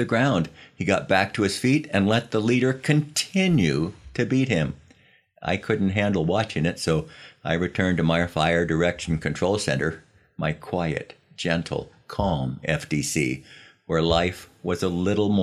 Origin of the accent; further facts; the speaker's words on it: Los Angeles, California, United States; the pictures of my hometown